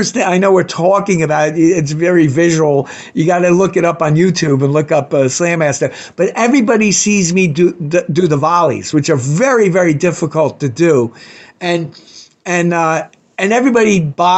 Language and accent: English; New York, United States; I'm a New Yorker.